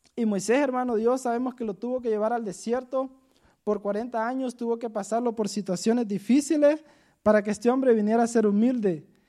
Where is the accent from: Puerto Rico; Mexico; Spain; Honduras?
Honduras; moved away as an adult; yo me vine de Honduras